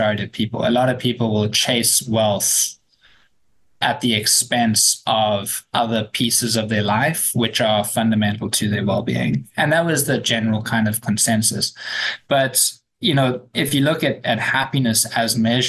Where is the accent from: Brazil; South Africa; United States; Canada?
South Africa; as a South African